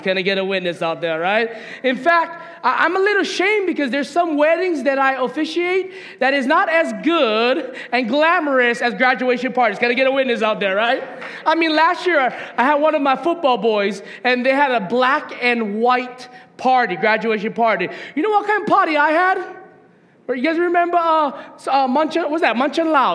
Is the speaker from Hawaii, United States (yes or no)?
yes; Hawaiian homestead, United States; moved away as an adult; also born or lived in Las Vegas, Nevada; I grew up in the Hawaiian homestead